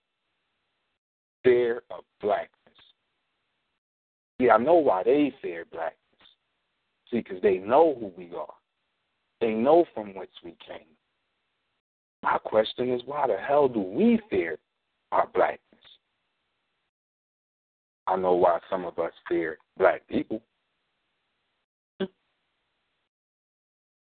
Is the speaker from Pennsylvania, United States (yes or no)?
yes; Philadelphia, Pennsylvania, United States; I'm from North Philadelphia